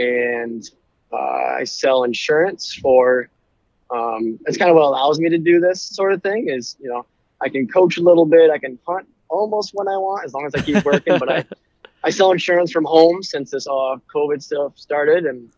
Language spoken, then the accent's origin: English; Clare, Michigan, United States; I'm from Clare, Michigan. Went to Clare High School, went to Mid-Michigan College now.